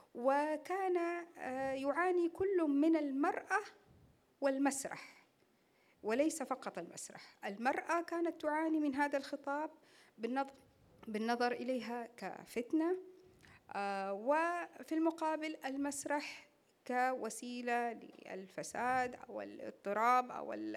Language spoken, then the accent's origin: Arabic; Saudi Arabia; احنا كمسرح سعودي